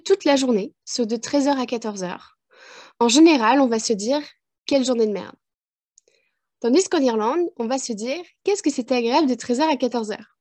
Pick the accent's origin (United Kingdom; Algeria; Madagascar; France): France; moved away as an adult; now in Ireland; En tant que Française ayant passé 20 ans en France